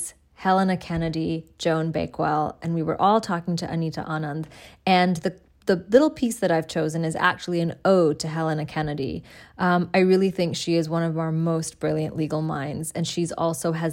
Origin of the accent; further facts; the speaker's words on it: Dhaka, Dhaka Division, Bangladesh; my hometown of Dhaka, Bangladesh